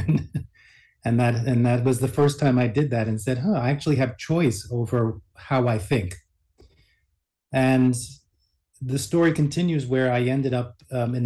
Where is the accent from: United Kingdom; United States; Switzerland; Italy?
United States; New York City, New York; I was born in New York City